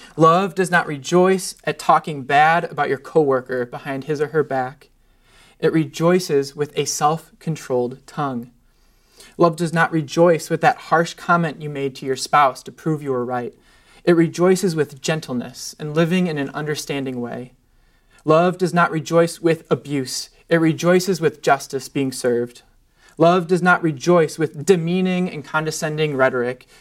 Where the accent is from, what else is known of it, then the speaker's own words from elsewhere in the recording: United States; I'm an American